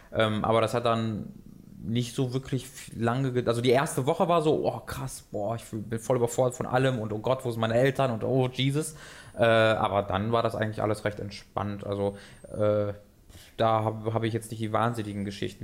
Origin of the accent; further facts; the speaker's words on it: Tönisberg, North Rhine-Westphalia, Germany; ich aus Tönesberg, das hat 3000 Einwohner